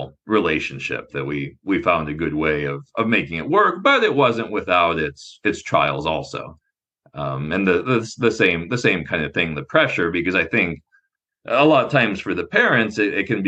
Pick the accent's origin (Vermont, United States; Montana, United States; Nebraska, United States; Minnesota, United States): Nebraska, United States; I grew up in Nebraska